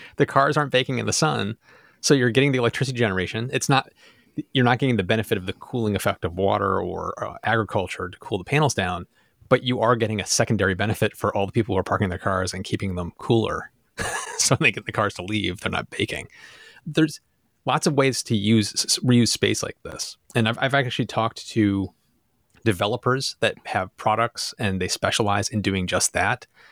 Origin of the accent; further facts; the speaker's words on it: United States; I'm American. This is where I live